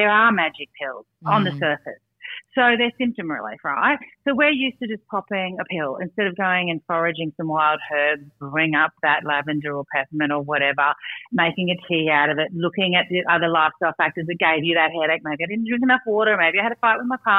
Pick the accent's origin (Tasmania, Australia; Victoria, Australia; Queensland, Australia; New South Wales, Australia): Queensland, Australia; Brisbane; I grew up in Brisbane